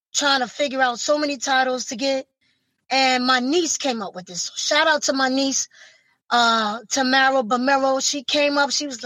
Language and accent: English; New York City, New York, United States; from Brooklyn, New York